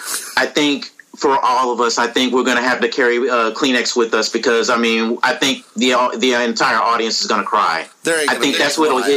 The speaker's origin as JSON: {"language": "English", "town": "Dallas", "region": "Texas", "country": "United States", "said": "I'm from Dallas."}